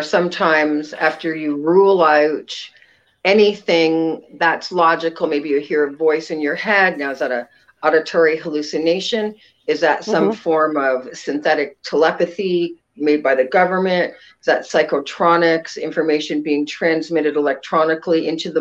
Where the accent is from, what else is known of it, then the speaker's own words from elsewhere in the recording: Ontario, Canada; now in Sacramento, United States; I'm a transplant. I'm actually from Ontario, Canada, and came to Sacramento probably in about 1982